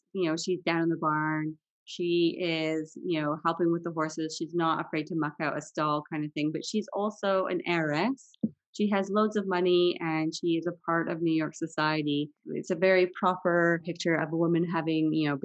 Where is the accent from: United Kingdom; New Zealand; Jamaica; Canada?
Canada; Vancouver, British Columbia; moved away; also born or lived in Switzerland; I grew up in Vancouver